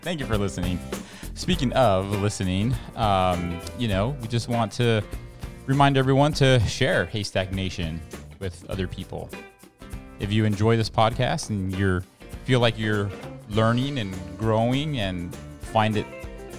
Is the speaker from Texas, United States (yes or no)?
yes; El Paso, Texas, United States; because that's where I'm from. I'm from El Paso, and so I attended the little private school that was attached to the Seventh-day Adventist Church there, and so grew up there